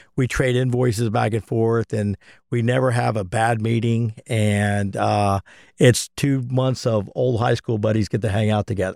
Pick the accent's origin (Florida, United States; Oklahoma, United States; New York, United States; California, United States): Florida, United States; Hialeah; We grew up in Hialeah together.